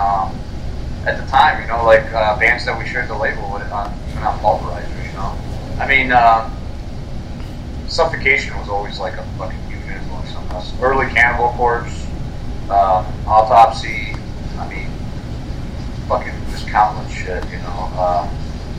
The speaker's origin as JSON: {"language": "English", "town": "Chicago", "region": "Illinois", "country": "United States", "tie": "born or raised there", "moved": "yes", "said": "I grew up in Chicago"}